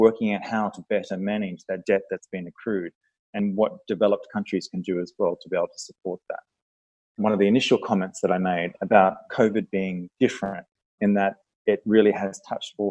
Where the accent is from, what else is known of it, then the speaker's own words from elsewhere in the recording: Australia; moved away; I'm Australian by birth